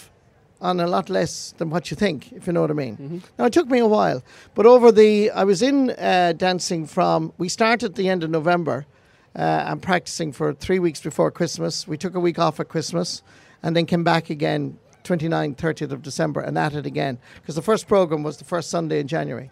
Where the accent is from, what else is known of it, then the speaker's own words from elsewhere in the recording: West Clare, Munster, Ireland; I'm from West Clare